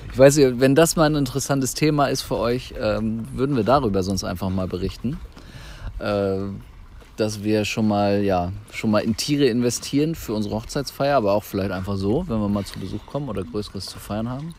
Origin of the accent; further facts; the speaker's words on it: Germany; wir hier als Deutsche